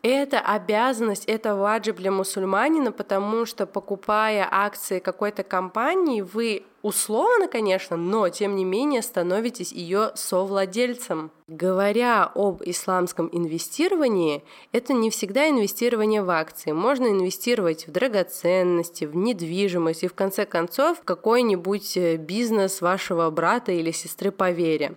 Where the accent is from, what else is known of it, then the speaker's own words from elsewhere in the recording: Georgia; так как я из Грузии